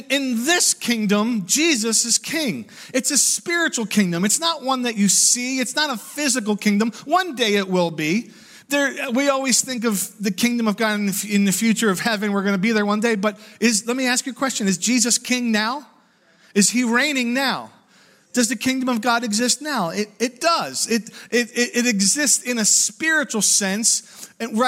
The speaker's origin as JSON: {"language": "English", "country": "United States", "said": "I'm proud American"}